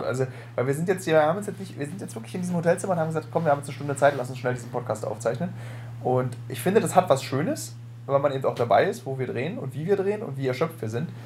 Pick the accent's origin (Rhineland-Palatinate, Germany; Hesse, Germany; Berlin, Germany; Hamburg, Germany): Berlin, Germany; dass wir beide echte Berliner